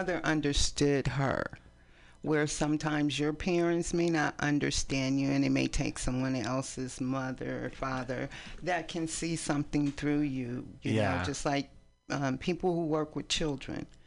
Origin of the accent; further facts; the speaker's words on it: East Palo Alto, California, United States; also born or lived in San Francisco; now in Oakland, United States; We grew up in East Palo Alto